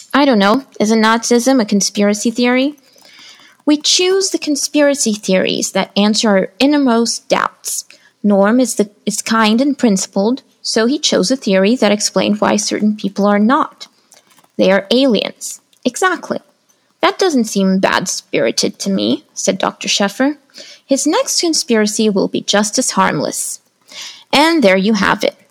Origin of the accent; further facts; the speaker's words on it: São Paulo, Brazil; I am an author from Brazil